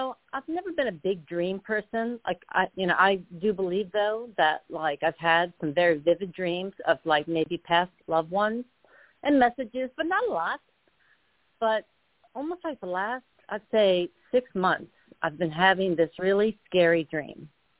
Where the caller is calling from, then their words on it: Arizona, United States; from Arizona, by the way.